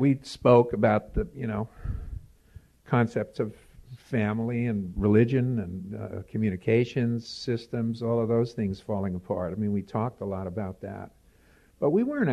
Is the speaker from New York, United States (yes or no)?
yes; New York City, New York, United States; now in Pittsburgh, United States; I grew up in New York, and I fled. You know, I never knew about Manhattan. I was a Bronx kid